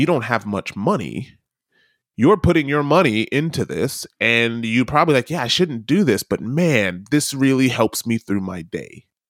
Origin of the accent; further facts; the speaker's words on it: United States; as an American